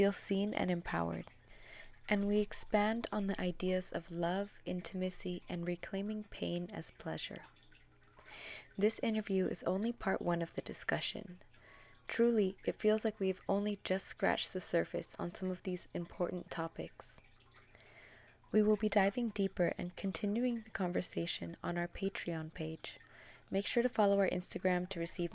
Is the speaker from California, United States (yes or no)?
yes; California, United States; I'm from California